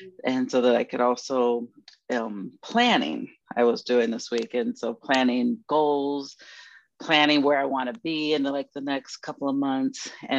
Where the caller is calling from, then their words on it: Maryland, United States; I am from Maryland, the DMV area.